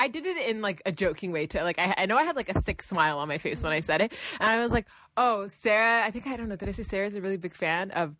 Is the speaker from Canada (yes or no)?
yes; Toronto, Ontario, Canada; So we're from Toronto